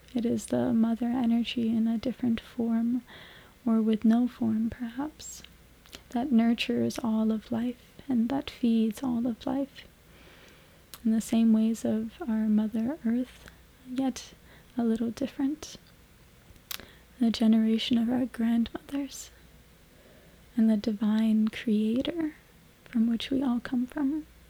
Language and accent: English; Canada; moved away as an adult; also born or lived in Mexico; now me and my partner have found our way into Canada, back in my hometown where I grew up after some years for me being away